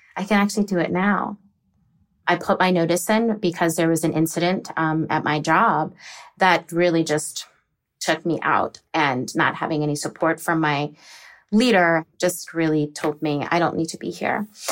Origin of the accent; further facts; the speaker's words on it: Virginia or the DC area, United States; also born or lived in Texas; I'm originally from Texas, but I was raised in Virginia or the D C area